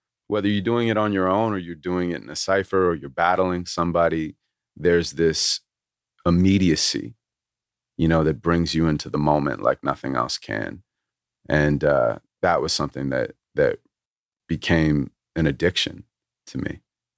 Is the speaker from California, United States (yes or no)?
yes; Santa Monica, California, United States; That's literally where I'm from.